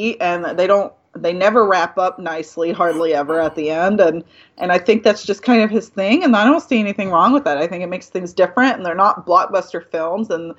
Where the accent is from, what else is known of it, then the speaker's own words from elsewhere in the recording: Texas, United States; I grew up in Texas